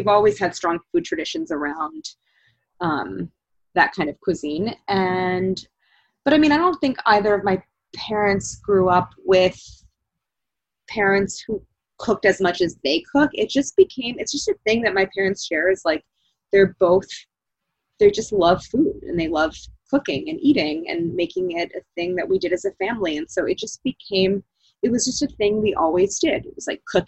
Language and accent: English; St. Louis, Missouri, United States; now in Philadelphia, United States; as a kid growing up in St. Louis